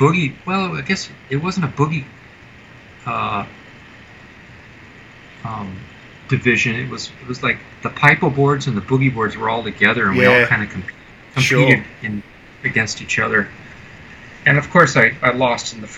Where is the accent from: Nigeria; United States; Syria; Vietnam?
United States; Hawaii; also born or lived in Huntington Beach, California / Manila, Philippines; we moved from the Philippines to Hawaii in 69.